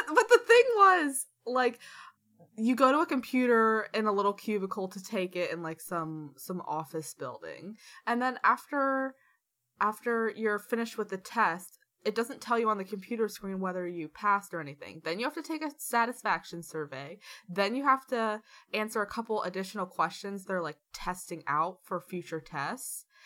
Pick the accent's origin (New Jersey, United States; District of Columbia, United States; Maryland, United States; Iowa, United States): District of Columbia, United States; Washington; moved away